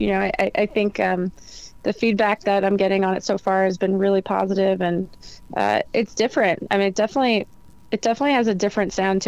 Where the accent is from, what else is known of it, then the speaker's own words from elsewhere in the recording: New Jersey, United States; I'm from New Jersey